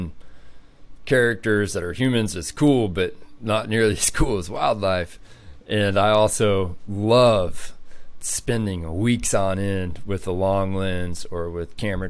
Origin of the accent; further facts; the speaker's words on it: Amarillo, Texas, United States; also born or lived in San Angelo, Texas; Texas is my home. I grew up in Amarillo, went to high school in San Angelo